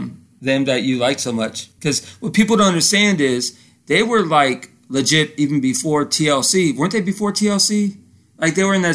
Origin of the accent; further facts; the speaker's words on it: Florida, United States; I'm from Florida. I know all about rain.